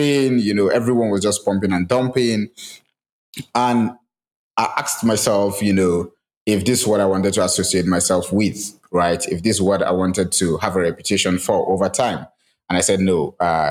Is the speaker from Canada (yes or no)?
no; Nigeria; as a Nigerian